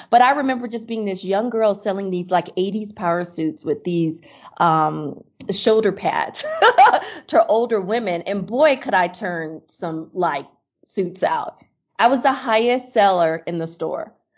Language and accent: English; Miami, Florida, United States; moved away as an adult; also born or lived in Chicago / New York; now in Seattle, United States; I grew up in Miami, Florida